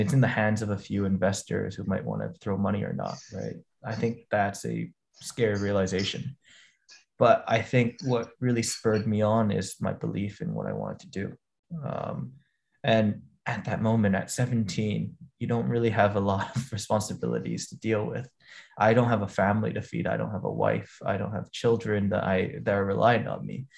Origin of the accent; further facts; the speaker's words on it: Hong Kong; also born or lived in United States; I grew up in Hong Kong